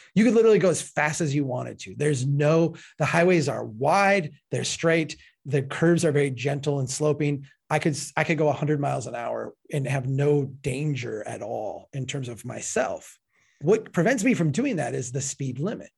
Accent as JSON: {"language": "English", "region": "Minnesota", "country": "United States", "said": "Falcon Heights, Minnesota, my home state"}